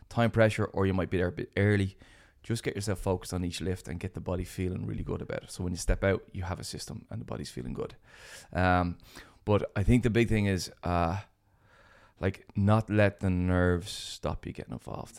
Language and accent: English; Ireland; as Irish people